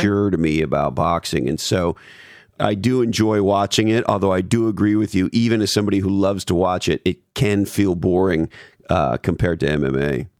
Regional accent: Montreal, Quebec, Canada; also born or lived in Toronto; now in California, United States; I grew up in Montreal and I lived in Toronto for years

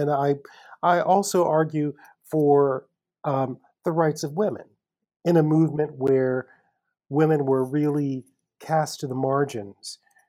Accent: the South, United States; born or raised there

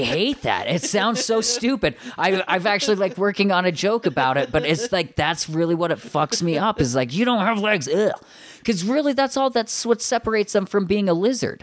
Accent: Morgan, Utah, United States; I grew up in Morgan, so the super Mormon town

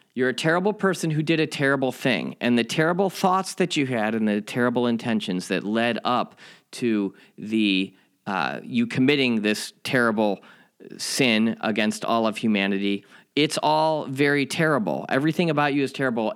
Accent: Chicago, Illinois, United States; my hometown Chicago

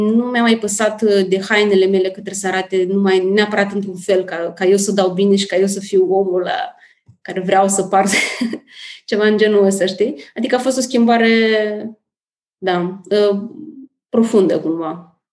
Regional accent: Moldova; moved away as an adult; now in Bucharest, Romania; Sunt din Republica Moldova

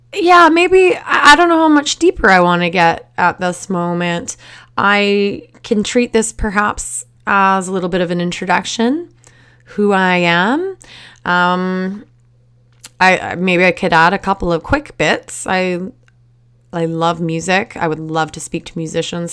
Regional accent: Surrey, British Columbia, Canada; I grew up in Surrey, which is a suburb of Vancouver

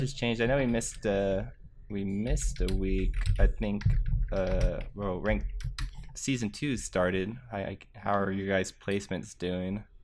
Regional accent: Texas, United States; I'm from Texas

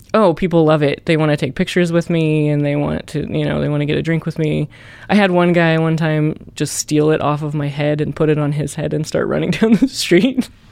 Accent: the Ozarks, United States; growing up in the Ozarks was cool

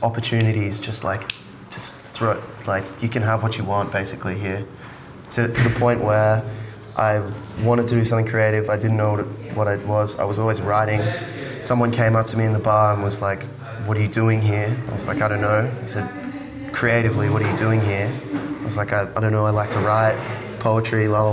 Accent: Sydney, New South Wales, Australia; moved away as an adult; also born or lived in United Kingdom / England; now in Berlin, Germany; Born in the UK. I was two when my dad got homesick, so we migrated, grew up in Sydney on the Northern Beaches

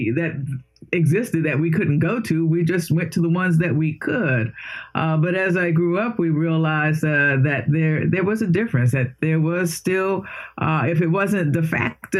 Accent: Washington, District of Columbia, United States; I was born in Washington, D.C., so born, educated, raised, and will probably die right in this area.

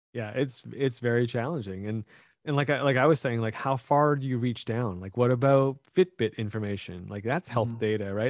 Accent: Canada; I am Canadian

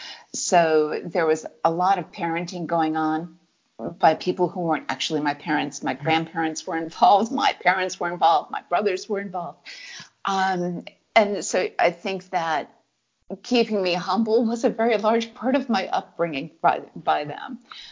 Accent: New England, United States; I'm always going to be a reserved person. I come from New England.

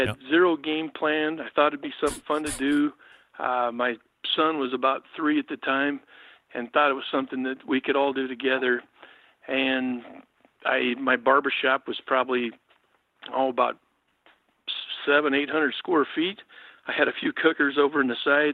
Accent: Oregon, United States; I grew up here in Oregon. My dad was a state policeman, moved around the state

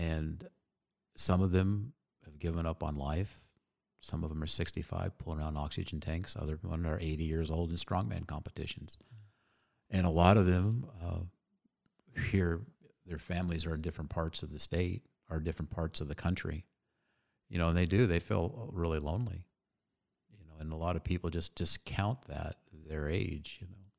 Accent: Phoenix, Arizona, United States; Born and raised right here.

